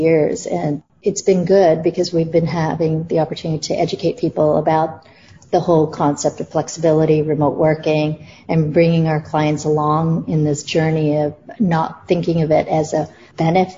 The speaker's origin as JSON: {"language": "English", "town": "Toronto", "region": "Ontario", "country": "Canada", "tie": "born or raised there", "also_born_or_lived": "New York / India / Singapore / Malaysia", "moved": "as an adult", "said": "I grew up in Toronto, but left 20 years ago to go travel the world and work in different parts of the world"}